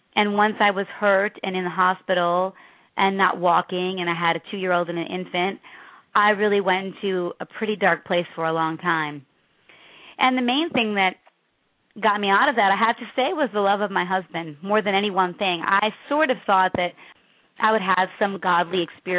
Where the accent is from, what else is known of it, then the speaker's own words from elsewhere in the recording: Chicago, Illinois, United States; I grew up in the South Side of Chicago